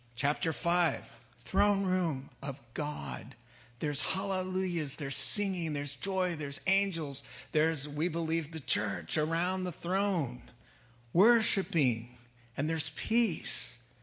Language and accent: English; New England, United States; when I was a kid growing up in New England